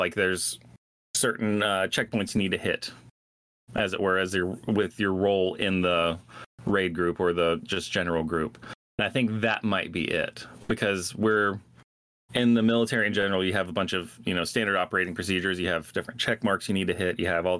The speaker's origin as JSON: {"language": "English", "region": "Georgia", "country": "United States", "tie": "born or raised there", "also_born_or_lived": "New York", "moved": "as an adult", "said": "moved back to my hometown of, well, my home state of Georgia."}